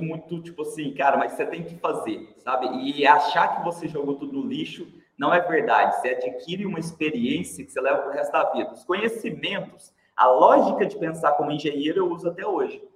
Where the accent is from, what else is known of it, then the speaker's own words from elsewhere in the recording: Uberlândia, Minas Gerais, Brazil; accent: Mineiro; eu sou de Uberlândia, Mineirinho, né? acho que já deu para perceber pelo sotaque aí. Sempre morei em Uberlândia